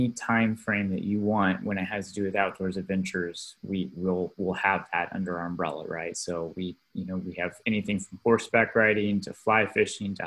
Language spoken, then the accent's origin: English; the Ozarks, United States; moved away as an adult; also born or lived in Ecuador; my then girlfriend, now wife, and I moved back from South America, where we were living and working, to the Ozarks to kind of be with my family